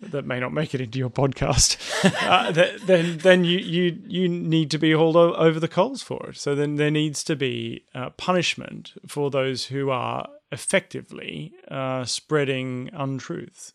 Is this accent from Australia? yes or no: yes; Australia; an Australian, as I'm one of them.